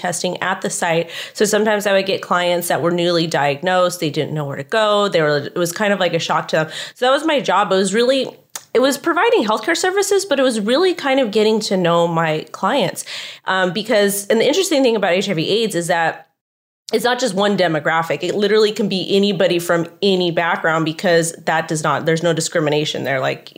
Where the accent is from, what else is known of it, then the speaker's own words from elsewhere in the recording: Los Angeles County, California, United States; I'm born and raised in Los Angeles County